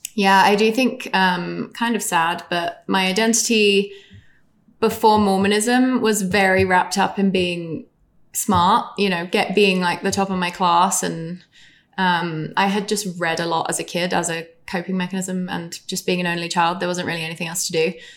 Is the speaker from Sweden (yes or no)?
no; England, United Kingdom; It just was more, definitely more gender fluid growing up in England.